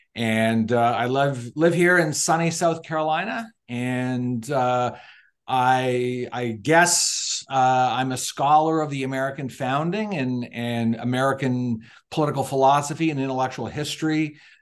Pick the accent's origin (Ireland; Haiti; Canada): Canada; Niagara Falls, Ontario; now in United States; I was, uh, born and raised in Niagara Falls, Ontario, Canada